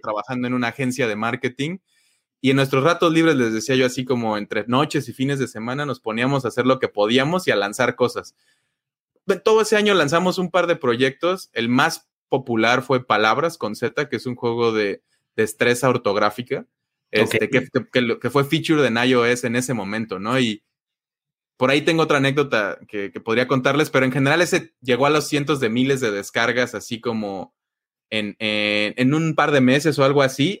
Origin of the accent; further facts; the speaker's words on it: Mexico; no aprendí mucho de software en mi pueblo, pero de ahí vengo